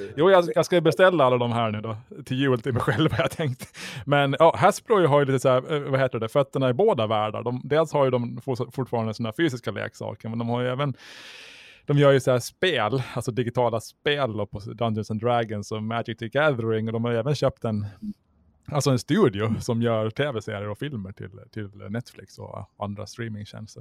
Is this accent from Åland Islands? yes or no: yes; Mariehamn, Åland Islands; jag är född och uppvuxen i Mariehamn.